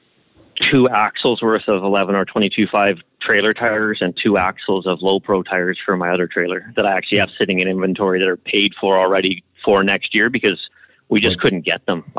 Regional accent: Canada; I'm Canadian

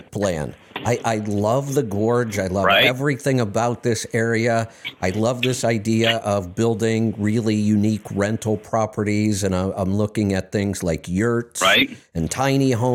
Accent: Tornado Alley, United States; now in Pacific Northwest, United States; I grew up in Tornado Alley. Now I'm in Volcano Alley.

